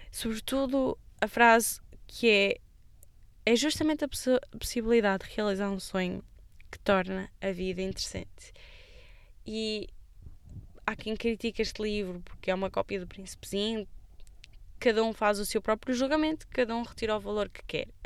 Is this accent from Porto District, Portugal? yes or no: yes; Amarante, Porto District, Portugal; porque na altura trabalhava em Braga e sou natural de Amarante.